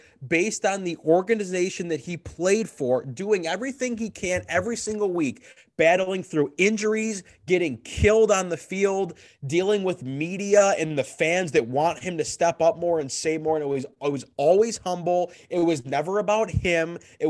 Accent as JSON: {"language": "English", "town": "Detroit", "region": "Michigan", "country": "United States", "tie": "born or raised there"}